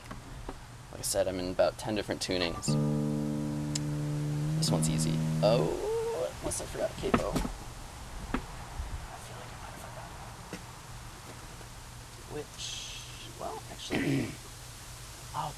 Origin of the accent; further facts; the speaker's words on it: Boulder, Colorado, United States; moved away as an adult; also born or lived in Golden, Colorado / Chile / Munich, Germany; now in Maine, United States; lived in Boulder for most of my time.